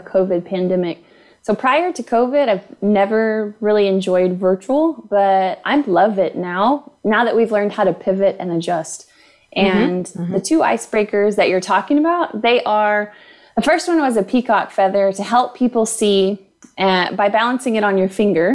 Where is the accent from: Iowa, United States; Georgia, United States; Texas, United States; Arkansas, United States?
Texas, United States; Houston; also born or lived in Lubbock, Texas; So I was born in Lubbock, Texas, grew up in Houston, Texas